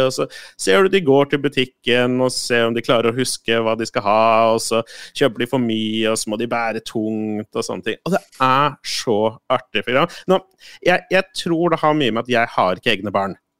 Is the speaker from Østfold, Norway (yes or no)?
yes; Moss, Østfold, Norway; hjemme i Moss